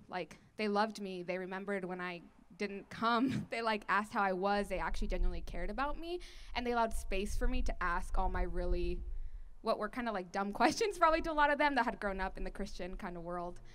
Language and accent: English; Washington, United States; We grew up in Washington State